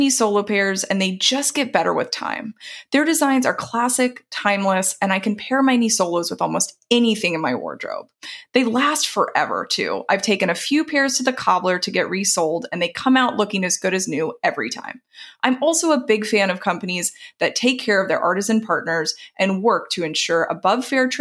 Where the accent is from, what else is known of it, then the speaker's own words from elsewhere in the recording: the South, United States; moved away; I grew up in the South